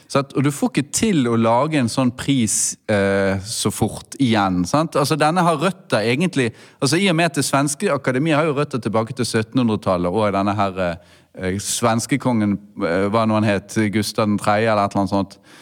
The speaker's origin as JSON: {"language": "Norwegian", "town": "Bergen", "region": "Vestland", "country": "Norway", "said": "som bergenser"}